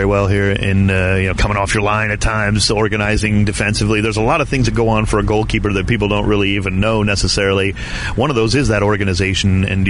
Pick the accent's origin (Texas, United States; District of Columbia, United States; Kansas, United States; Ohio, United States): Ohio, United States; Cleveland; now in Southern California, United States; growing up in Cleveland, Ohio